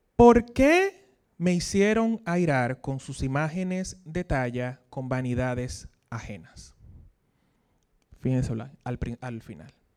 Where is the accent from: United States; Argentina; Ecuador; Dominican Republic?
Dominican Republic; accent: Dominican; como diríamos aquí en dominicano